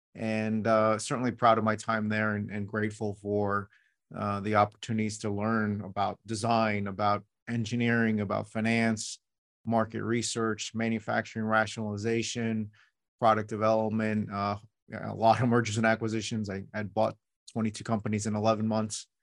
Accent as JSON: {"language": "English", "town": "New York City", "region": "New York", "country": "United States", "tie": "born or raised there", "said": "I was born in New York City"}